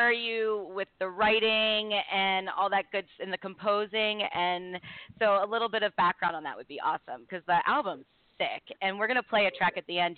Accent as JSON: {"language": "English", "town": "Baltimore", "region": "Maryland", "country": "United States", "moved": "yes", "lives_now": "Buffalo, United States", "said": "I'm from Baltimore"}